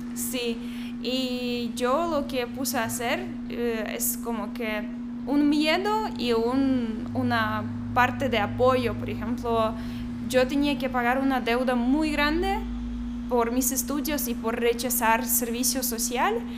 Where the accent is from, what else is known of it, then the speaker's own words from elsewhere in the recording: Belarus; Spanish is a second language; moved away as an adult; also born or lived in Minsk; now in Guatemala; soy de Bielorrusia, yo tengo 25 años